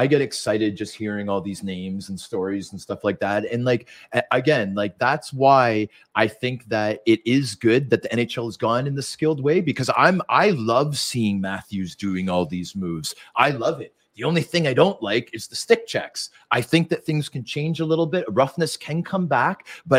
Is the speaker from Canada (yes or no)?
yes; Vancouver, British Columbia, Canada; born there; And I was born in Vancouver.